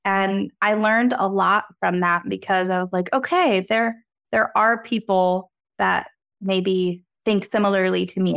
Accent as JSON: {"language": "English", "town": "Reading", "region": "Pennsylvania", "country": "United States", "tie": "born or raised there", "said": "the Reading Railroad, first railroad after you pass Go, is my hometown"}